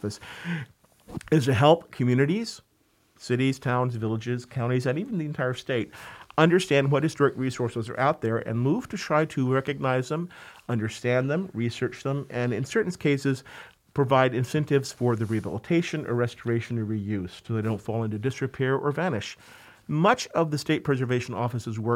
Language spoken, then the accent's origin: English; Georgia, United States; moved away as an adult; now in New York, United States; I grew up in Georgia, actually, and got a master's in historic preservation from the University of Georgia